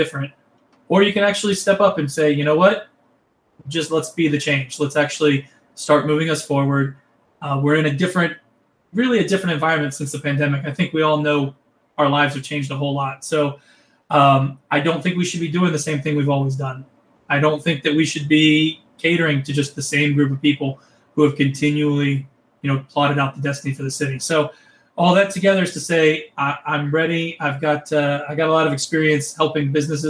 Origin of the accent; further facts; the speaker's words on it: Lexington, Kentucky, United States; also born or lived in Florida; I had such a great experience growing up in Lexington